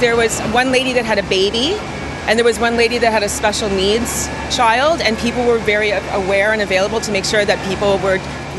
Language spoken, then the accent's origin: English; Canada; being a Canadian